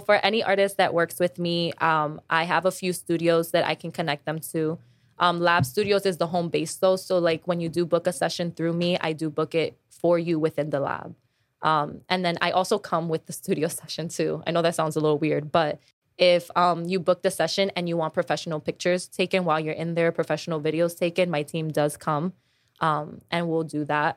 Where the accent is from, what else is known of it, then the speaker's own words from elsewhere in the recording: New York, United States; I'm from New York and I'm working in New York